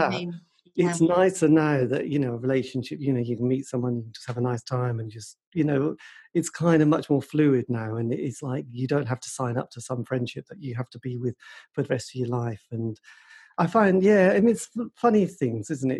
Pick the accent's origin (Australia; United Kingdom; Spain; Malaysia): United Kingdom; Suffolk, East of England; now in Norwich, United Kingdom; I was brought up in Suffolk.